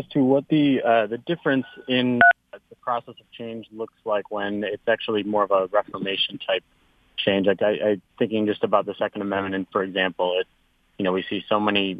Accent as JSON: {"language": "English", "country": "United States", "also_born_or_lived": "Novi, Michigan", "said": "as an American"}